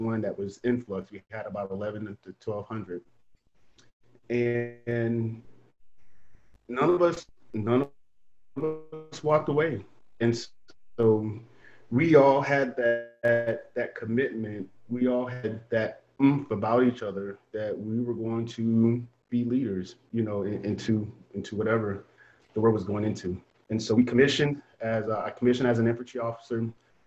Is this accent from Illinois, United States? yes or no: no; Fayetteville, North Carolina, United States; I'm from Fayetteville, North Carolina